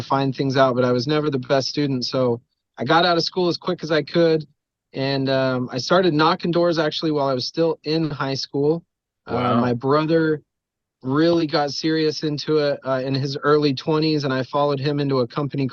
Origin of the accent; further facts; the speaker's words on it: Rigby, Idaho, United States; Was born and raised in a teeny tiny little dirt town called Rigby, Idaho